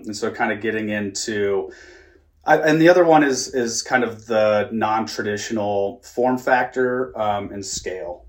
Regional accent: Kansas City, United States; I was born and raised in the Midwest in Kansas City

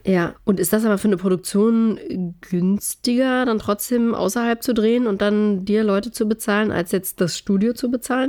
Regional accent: East Germany, Germany; das Land, wo ich aufgewachsen bin

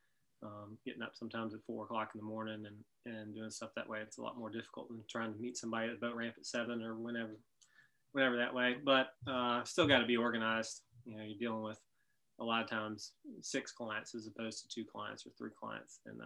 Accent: Memphis, Tennessee, United States; now in Asheville, United States; I grew up in Memphis

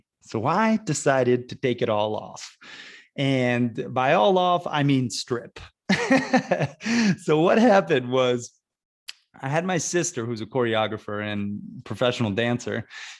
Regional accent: Sarasota, Florida, United States; My hometown of Sarasota, Florida is basically like Laguna Beach, California, except it's like, you know, maybe it's stepsister, not as hoity-toity, although there's plenty of wealth there.

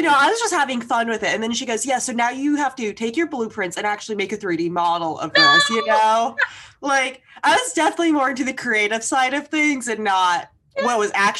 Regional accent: Cary, North Carolina, United States; I grew up in Cary

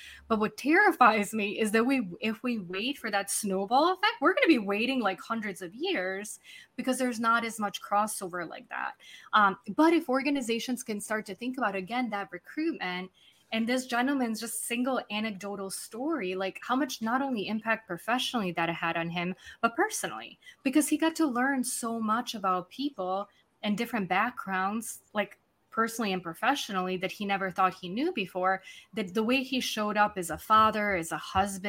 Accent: Serbia; English is a second language; also born or lived in London / United States; now in Buenos Aires, Argentina; I sit in Buenos Aires, Argentina. I'm originally from Serbia. I spend time living in London, a few places in the US.

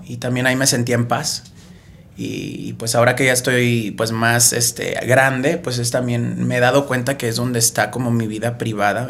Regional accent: Tampico, Tamaulipas, Mexico; yo soy de Tampico.

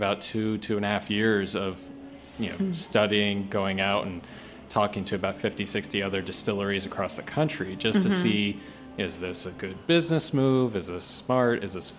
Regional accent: New Jersey, United States; moved away; Where I grew up in New Jersey

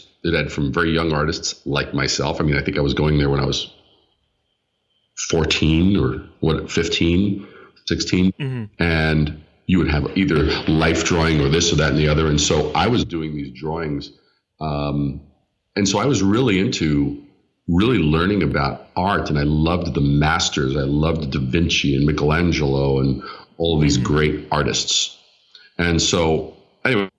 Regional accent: New York City, New York, United States; also born or lived in Long Island; I was born in Brooklyn at a very young age

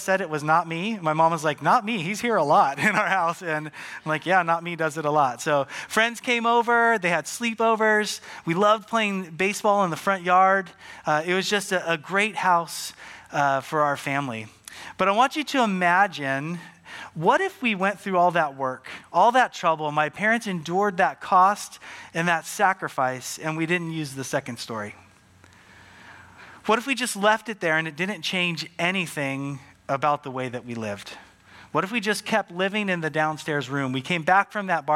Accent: Santa Maria, California, United States; we grew up on the Central Coast in a city called Santa Maria.

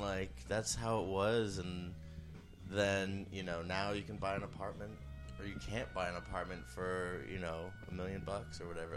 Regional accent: New York City, New York, United States; I grew up on Roosevelt Island, and my dad moved there in the mid-seventies

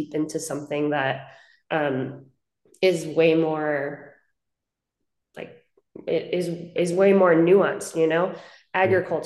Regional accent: Hudson Valley, New York, United States; moved away as an adult; now in Los Angeles, United States; I grew up in Hudson Valley in New York, about 60 miles north of the city

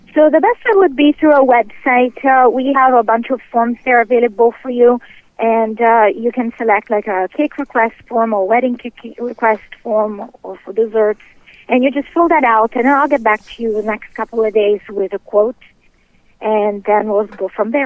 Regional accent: England, United Kingdom; moved away as an adult; also born or lived in Italy; now in Clearwater, Florida, United States; I'm from Italy originally, and uh, I would always love to like hang around my grandma while she would bake and things like that. So that's how I learned how to bake, and my passion grew. Uh, then I moved to England as a child, and there I started cooking a uh, restaurant as I was a teenager

